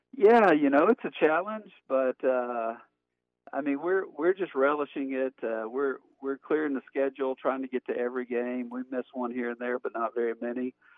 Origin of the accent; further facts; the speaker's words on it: Montgomery, Alabama, United States; moved away as an adult; also born or lived in Birmingham, Alabama; now in Lexington, United States; I grew up in uh, Montgomery, Alabama